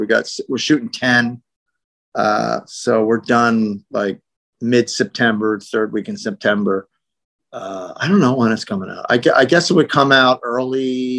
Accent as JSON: {"language": "English", "region": "New Jersey", "country": "United States", "said": "I'm from New Jersey."}